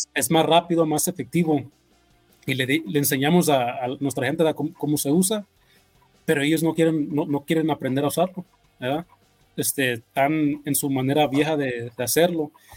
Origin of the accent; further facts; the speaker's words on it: California, United States; also born or lived in Mexico; now in Las Vegas, United States; yo me crié allá en California